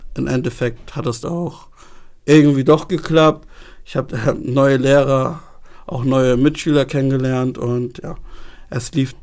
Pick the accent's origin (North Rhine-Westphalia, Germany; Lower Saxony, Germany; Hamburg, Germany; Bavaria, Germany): Hamburg, Germany; Ich bin in Hamburg geboren, habe aber ghanaische Wurzeln